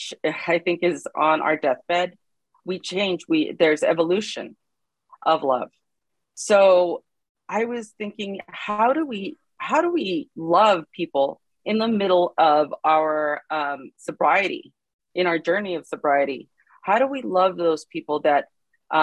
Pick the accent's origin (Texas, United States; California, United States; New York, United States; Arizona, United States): California, United States; Los Angeles; I'm from Los Angeles, California